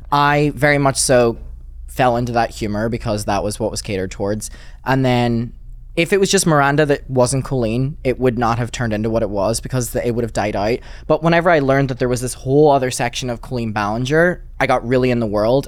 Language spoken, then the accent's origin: English; Derry, Northern Ireland, United Kingdom; moved away; I grew up in Derry, which is like the smallest city ever and it's like really up north